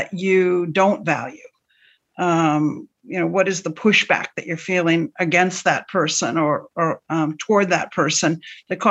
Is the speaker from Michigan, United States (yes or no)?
yes; Western Michigan, United States; growing up in Western Michigan in a fairly conservative household